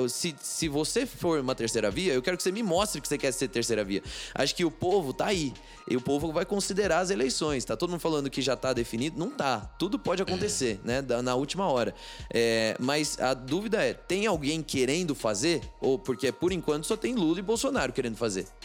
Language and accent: Portuguese; Brazil; minha frustração como brasileiro